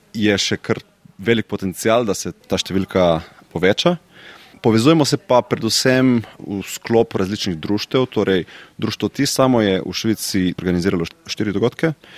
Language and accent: Slovenian; Slovenia; now in Switzerland; Slovenci smo